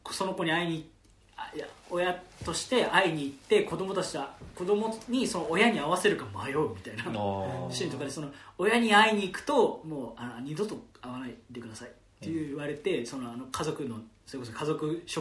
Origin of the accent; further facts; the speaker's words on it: Nagasaki, Japan; born there; 僕は実は長崎で生まれてて長崎でこのことを聞いたことがあるんですって言ったら